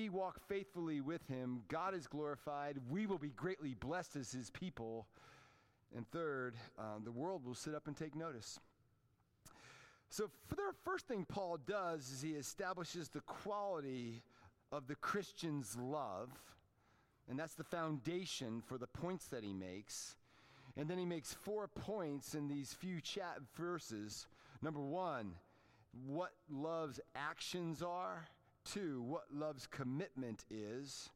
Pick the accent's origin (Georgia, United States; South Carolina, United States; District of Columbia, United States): District of Columbia, United States; Washington; moved away; Growing up in the Washington, D.C. area, we were Redskins fans